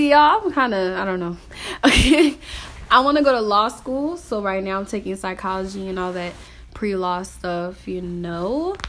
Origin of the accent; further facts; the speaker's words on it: Richmond, Virginia, United States; also born or lived in Williamsburg, Virginia; I was born in Williamsburg, Virginia, and I was raised in Richmond, 804 gang, you already know it's good. And my parents and my brothers are from South Sudan.